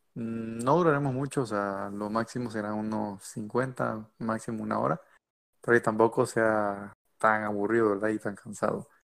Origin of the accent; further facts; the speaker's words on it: Mexico; soy de México, eh, actualmente estoy en el, estado de Monterrey